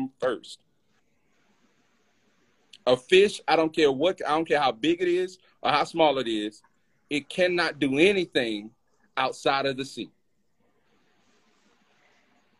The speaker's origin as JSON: {"language": "English", "region": "Alabama", "country": "United States", "said": "I'm from Alabama, bro. I'm from Alabama."}